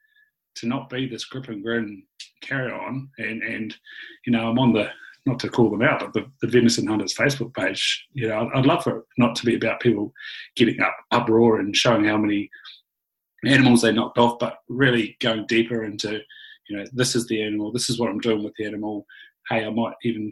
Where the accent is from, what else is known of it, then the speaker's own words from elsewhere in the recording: Invercargill, Southland, New Zealand; growing up in Invercargill